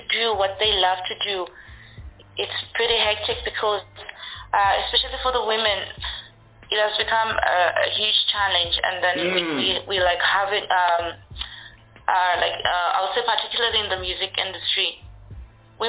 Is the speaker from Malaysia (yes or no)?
no; Livingstone, Southern Province, Zambia; growing up, like, in Zambia, it's, I'll say, particularly Livingston itself, where I am